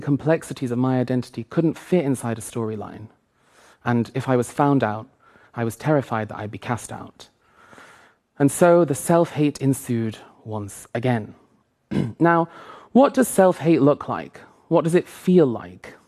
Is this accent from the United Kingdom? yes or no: yes; two hours north of Manchester, England, United Kingdom; moved away as an adult; I started to tell people I'd grown up in Manchester when really it was two hours north of there